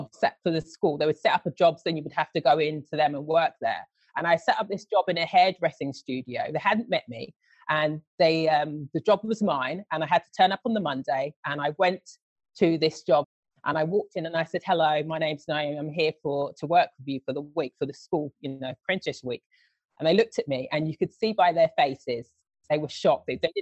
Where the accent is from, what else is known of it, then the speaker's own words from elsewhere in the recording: London, United Kingdom; moved away; also born or lived in United States / Australia; it was just nice growing up in London